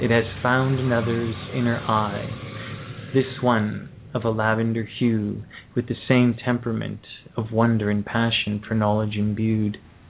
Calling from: Ontario, Canada; I'm calling from Canada as well, in Ontario.

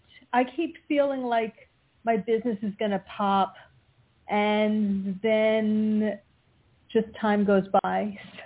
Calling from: Pennsylvania, United States; from Pennsylvania.

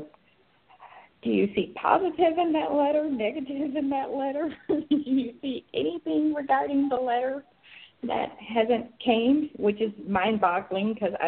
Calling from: Atlanta, Georgia, United States

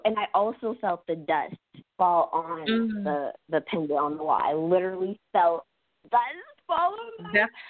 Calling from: South Carolina, United States; I am in South Carolina.

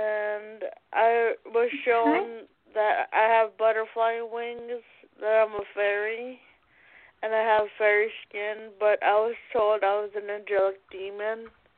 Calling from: California, United States; I'm calling from California.

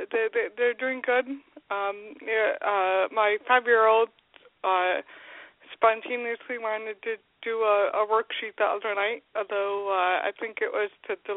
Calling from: Grand Rapids, Michigan, United States; from Grand Rapids.

